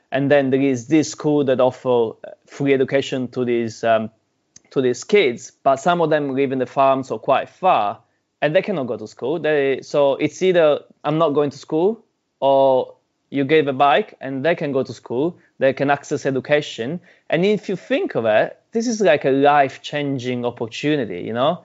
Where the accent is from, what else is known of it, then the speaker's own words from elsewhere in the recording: Sicily, Italy; now in New Zealand; I'm Italian, right? I'm from Sicily, Italian